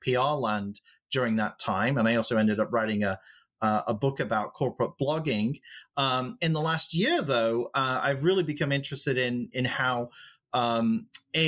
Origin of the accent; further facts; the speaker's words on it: England, United Kingdom; I am English